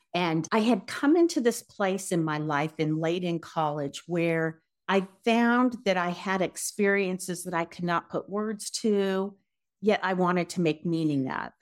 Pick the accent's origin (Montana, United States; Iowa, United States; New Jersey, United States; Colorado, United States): Colorado, United States; Denver; also born or lived in California / New York City / Los Angeles / Seattle; I am from Denver originally.